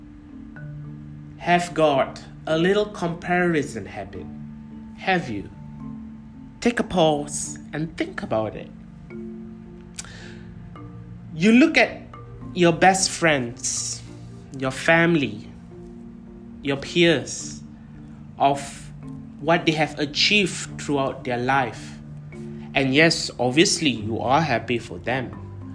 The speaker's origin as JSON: {"language": "English", "region": "Kuala Lumpur", "country": "Malaysia", "also_born_or_lived": "United Kingdom", "moved": "as an adult", "said": "I am originally from Kuala Lumpur, Malaysia, but I have lived about 2 years overseas for my education"}